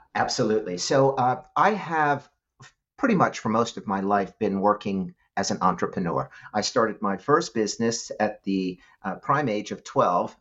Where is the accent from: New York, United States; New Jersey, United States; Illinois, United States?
New York, United States; New York City; I grew up in New York City